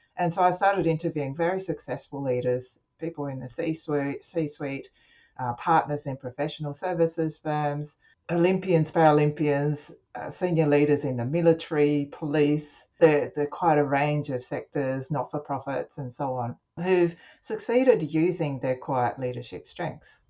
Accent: Australia; I'm Japanese, I have a Japanese background, but I'm Australian born and uh, I grew up with Japanese parents, and I had to work with both languages

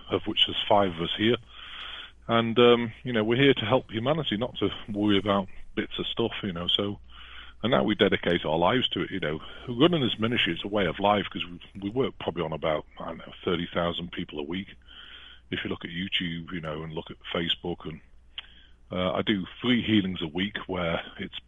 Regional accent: England, United Kingdom; moved away as an adult; now in United States; I'd never want to go back to England. No offense to the British people, but, you know, and I was British, I'm now American, but I just don't speak American.

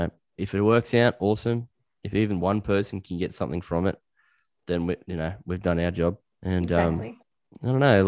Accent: Australia; I'm an Aussie bloke

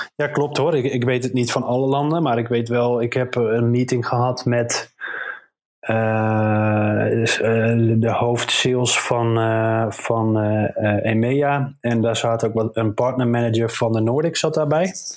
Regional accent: Netherlands; we juist als Nederlanders

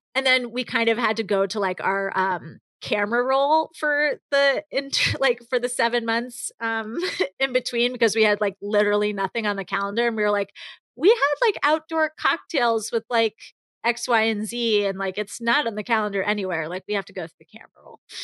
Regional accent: New York, United States; growing up in New York

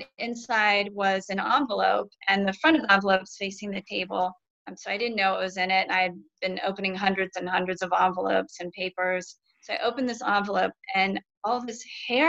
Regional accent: Lexington, Ohio, United States; moved away; I'm from Ohio originally, Lexington

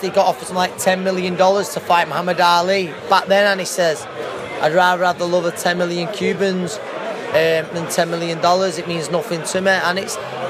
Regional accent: Manchester, North West England, United Kingdom; It's I think it's how we're bred up here.

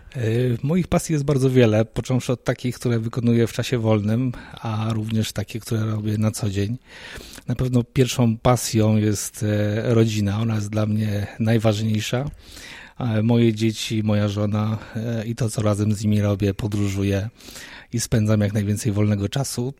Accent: Poznań, Greater Poland, Poland; moved away; Wywodzę się z tego samego miasta, gdzie ty teraz obecnie mieszkasz, z Poznania

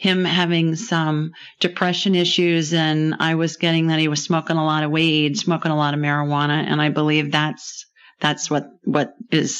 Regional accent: Ohio, United States; I grew up in Ohio

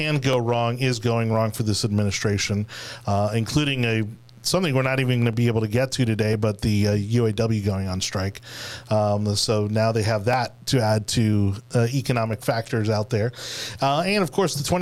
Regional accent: Florida, United States; for those of us who were kind of born and raised here

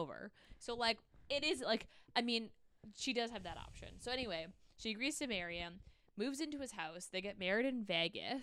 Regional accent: Canada; As a Canadian

